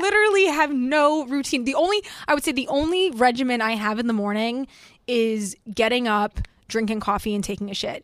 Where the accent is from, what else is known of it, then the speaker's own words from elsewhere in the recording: Florida, United States; moved away; I grew up in Florida for most of my life